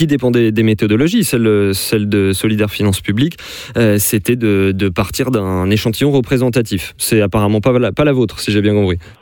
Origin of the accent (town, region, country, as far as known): France